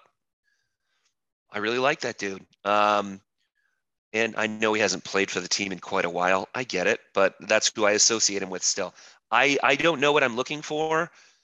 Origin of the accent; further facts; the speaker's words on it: Phoenix, Arizona, United States; also born or lived in Massachusetts; My family moved to Arizona when I was a kid. We moved from Massachusetts.